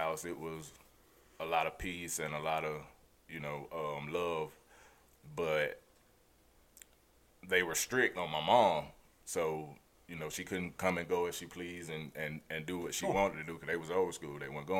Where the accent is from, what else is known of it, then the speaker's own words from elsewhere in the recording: Memphis, Tennessee, United States; born there; I'm 38 years old. I was born in Memphis, Tennessee.